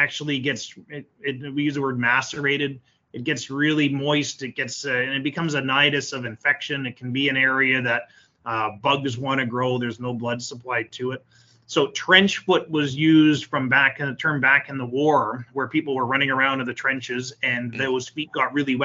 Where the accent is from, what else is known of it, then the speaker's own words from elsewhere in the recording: Canada; I'm Canadian.